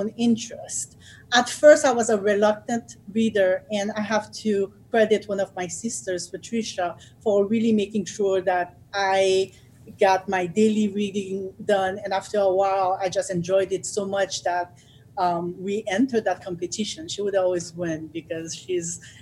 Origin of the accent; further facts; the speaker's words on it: Haiti; now in United States; I grew up in Haiti